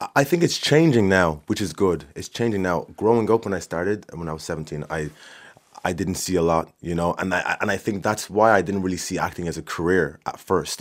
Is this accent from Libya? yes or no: no; Swords, Leinster, Ireland; I'm from Swords.